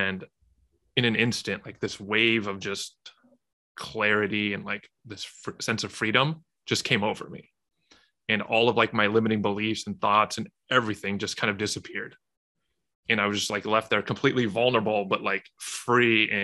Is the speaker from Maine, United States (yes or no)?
no; Southern California, United States; grew up in Southern California